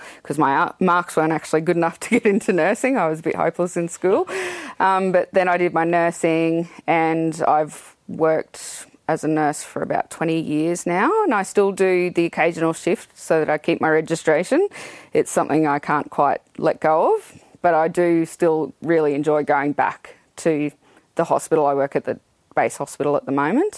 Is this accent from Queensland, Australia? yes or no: yes; Toowoomba, Queensland, Australia; I was born in Toowoomba, born and bred